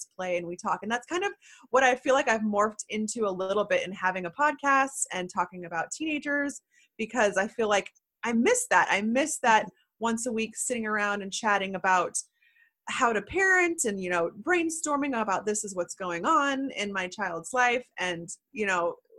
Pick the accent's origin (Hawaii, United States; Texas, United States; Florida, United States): Texas, United States; Houston; now in Austin, United States; I was born in Houston.